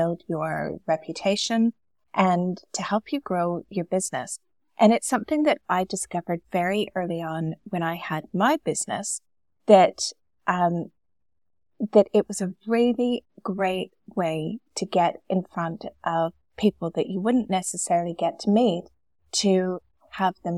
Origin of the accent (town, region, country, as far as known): Canada; moved away as an adult; now in Dubai, United Arab Emirates